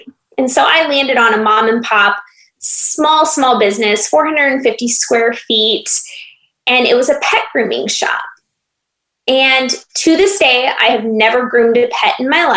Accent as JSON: {"language": "English", "region": "Iowa", "country": "United States", "tie": "born or raised there", "also_born_or_lived": "Phoenix, Arizona", "moved": "as an adult", "said": "I am originally from Iowa and born and raised there."}